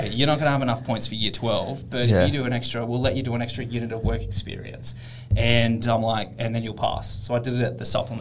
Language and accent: English; Canberra, Australian Capital Territory, Australia; moved away as an adult; now in Perth, Australia; I grew up in Canberra, which is a very public service based city